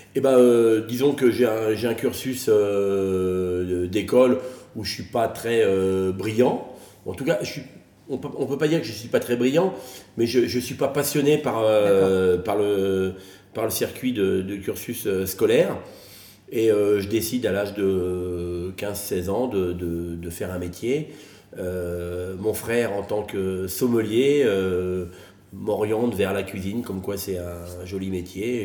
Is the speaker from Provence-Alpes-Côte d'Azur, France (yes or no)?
no; Soisy-sous-Montmorency, Île-de-France, France; moved away as an adult; now in Megève, France; né euh, à Soisy-sous-Montmorency, dans le 95, à côté d'Anguin-les-Bains, avec des, parents poissonniers.